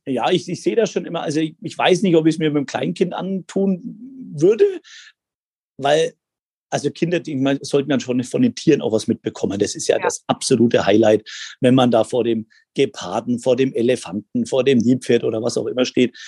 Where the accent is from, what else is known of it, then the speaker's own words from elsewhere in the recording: Bubenreuth, Bavaria, Germany; also born or lived in Erlangen; Das war in Bubenreuth, bin ich ja aufgewachsen, also in Erlangen geboren